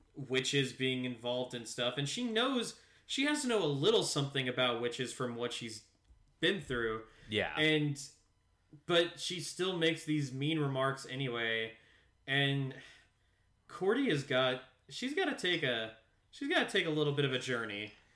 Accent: Louisville, Kentucky, United States; while we are a liberal city we are also in a state that is very much a conservative state

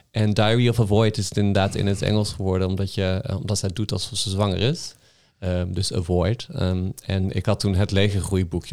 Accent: North Brabant, Netherlands; ik kom uit Brabant

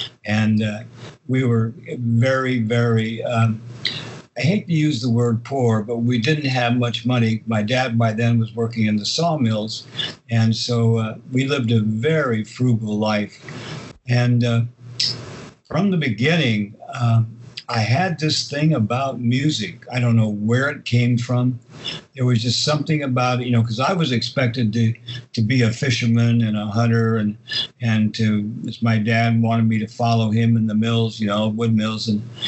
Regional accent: Idaho, United States; born or raised there; also born or lived in Pennsylvania / California

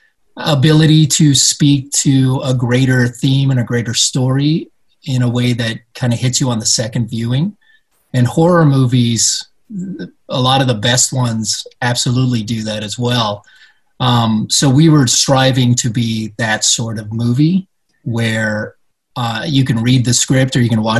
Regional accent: Puerto Rico; I was born in Puerto Rico.

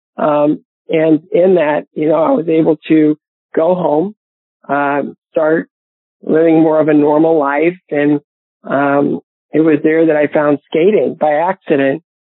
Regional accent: Bowling Green, Ohio, United States; my hometown of Bowling Green, Ohio

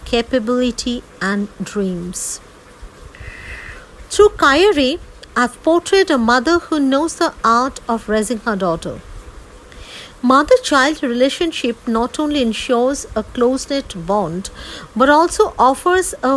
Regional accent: India; I hail from India.

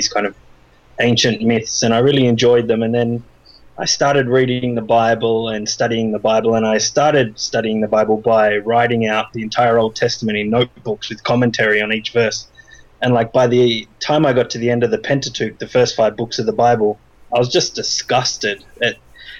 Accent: Australia; And no, actually, I'm Australian, but my family's from Ireland.

